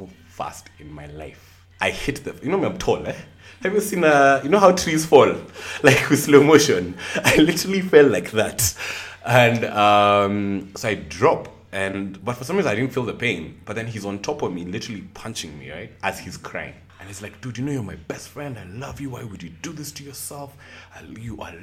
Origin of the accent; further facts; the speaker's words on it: Nairobi, Kenya; also born or lived in Nyeri; I am from Nairobi, Kenya. Also from Nyeri as well